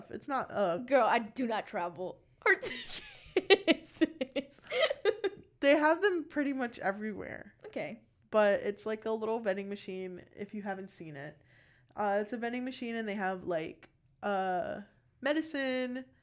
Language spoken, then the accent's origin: English; Naples, Florida, United States; born or raised there